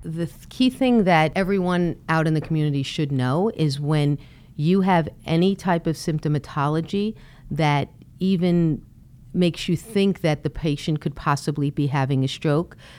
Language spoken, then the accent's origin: English; Brooklyn, New York, United States; I was born and raised in Brooklyn